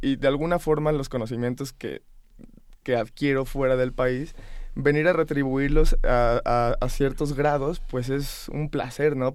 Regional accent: Guanajuato, Mexico; also born or lived in New York / Montreal / Barcelona; yo soy antes que nada de Guanajuato

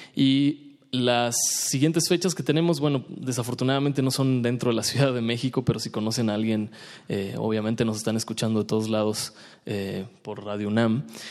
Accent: Brazil; Spanish is a second language; Yo soy de Brasil y soy bajista

